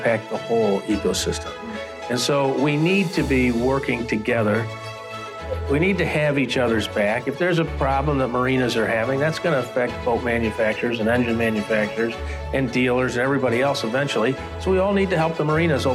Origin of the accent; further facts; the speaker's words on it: Southern Illinois, United States; moved away as an adult; now in Chicago, United States; I was born and raised in Southern Illinois